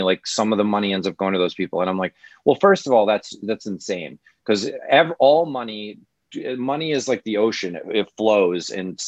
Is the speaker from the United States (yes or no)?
yes; Midwest, United States; I'm from the Midwest